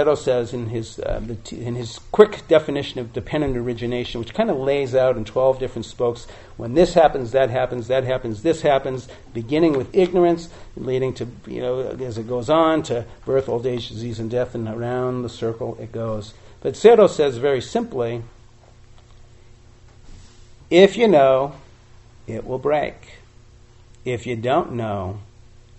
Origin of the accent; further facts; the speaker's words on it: Boston, Massachusetts, United States; when I was 16 years old, growing up in Boston area